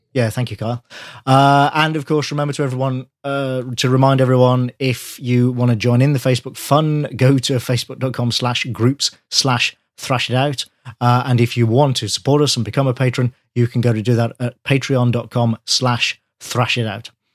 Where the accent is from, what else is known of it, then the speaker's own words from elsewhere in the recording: near Wales, England, United Kingdom; I grew up near Wales